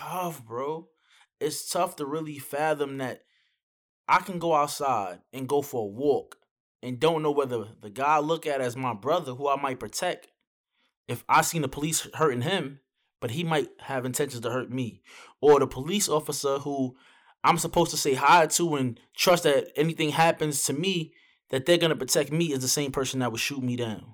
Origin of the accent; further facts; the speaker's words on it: New York, United States; I'm from New York.